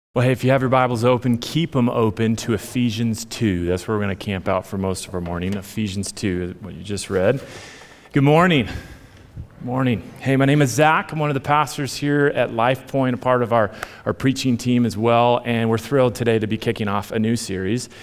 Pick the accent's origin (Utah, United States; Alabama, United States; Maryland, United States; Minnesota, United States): Minnesota, United States; moved away; I'm from Minnesota